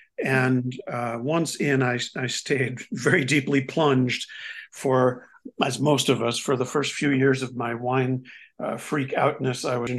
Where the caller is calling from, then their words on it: Rossendale, North West England, United Kingdom; I'm in a home in historic Rossendale. Prestigious historic Rossendale.